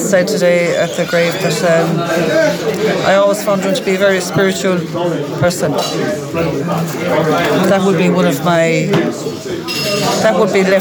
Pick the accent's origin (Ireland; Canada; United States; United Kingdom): Ireland; Mayo, Connacht; I'm from Mayo myself